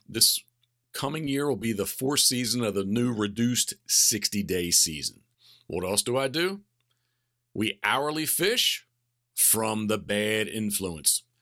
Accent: Havre de Grace, Maryland, United States; now in Berlin, Maryland, United States; I was born in Habitable Grace, Maryland, the self-proclaimed decoy capital of the world

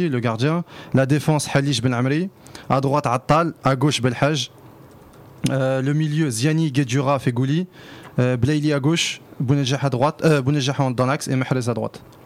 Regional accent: Constantine Province, Algeria; chez nous à Constantine

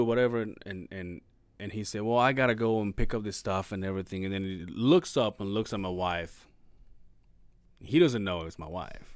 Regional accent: Mexico; moved away; I don't know if this is a Mexico thing, but my hometown

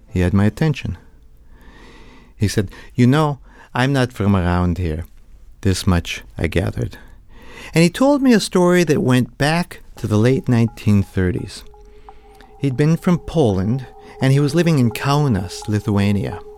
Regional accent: Canada; I'm Canadian.

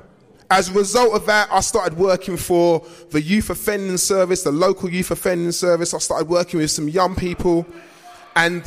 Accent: London, United Kingdom; I grew up in South East London.

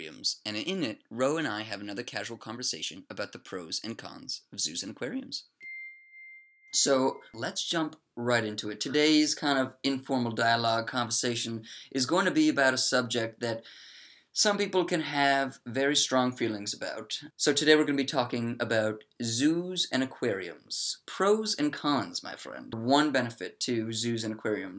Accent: Maryland, United States; from the great state of Maryland, USA.

